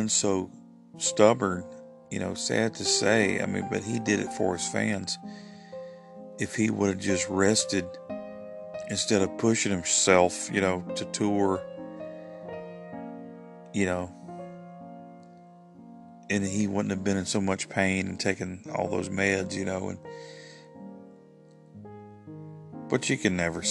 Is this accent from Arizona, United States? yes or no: no; Alabama, United States; I'm from Alabama